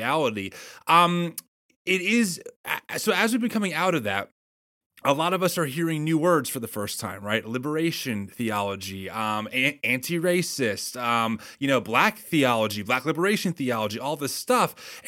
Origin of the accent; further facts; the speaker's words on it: New Egypt, New Jersey, United States; Well, I grew up in a small town called New Egypt